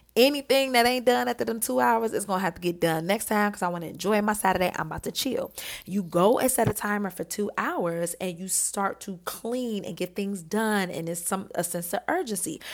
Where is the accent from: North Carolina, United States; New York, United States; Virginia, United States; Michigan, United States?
Michigan, United States; Detroit; I grew up in Detroit